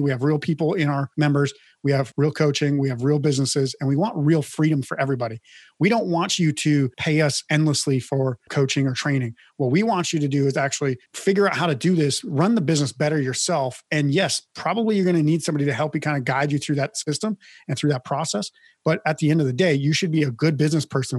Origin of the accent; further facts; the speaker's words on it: Midwest, United States; I grew up in the Midwest as well and know about ranching and cattle and livestock